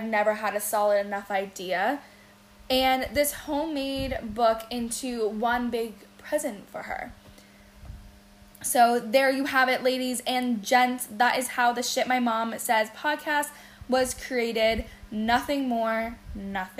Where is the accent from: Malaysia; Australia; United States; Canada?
Canada; Windsor, Ontario; moved away as an adult; now in Toronto, Canada; I was actually born in Windsor, Ontario, who some say is the armpit of Canada, but hey, it's home. I moved to Toronto when I was 23